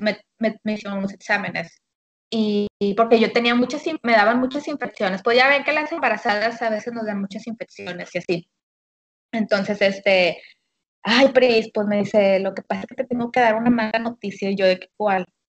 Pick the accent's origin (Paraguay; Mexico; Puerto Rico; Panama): Mexico; Monterrey, Nuevo León; soy de aquí de Monterrey, Nuevo León